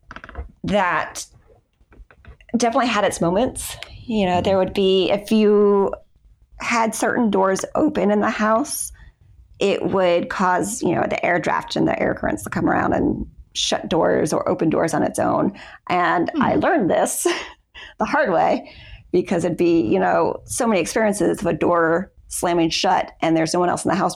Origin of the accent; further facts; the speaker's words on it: Florida, United States; I was born and raised in Florida